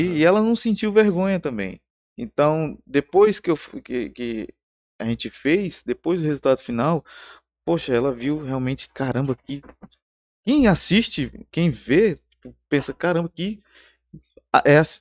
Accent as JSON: {"language": "Portuguese", "town": "Porto Velho", "region": "Rondônia", "country": "Brazil", "tie": "born or raised there", "also_born_or_lived": "São Paulo", "said": "Eu sou, eu sou eh, rondoniano, né? Eu tô aqui desde pequeno e, e, eu amo essa cidade."}